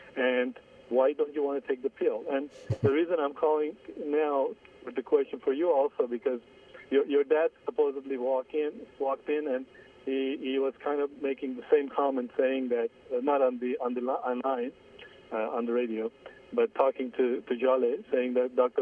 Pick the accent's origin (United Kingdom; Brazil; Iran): Iran; moved away as an adult; now in United States; I was born in Iran. I'm Armenian.